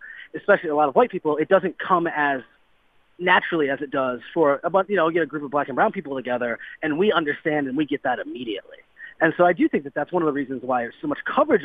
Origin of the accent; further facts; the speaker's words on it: Cleveland, Ohio, United States; I'm from Cleveland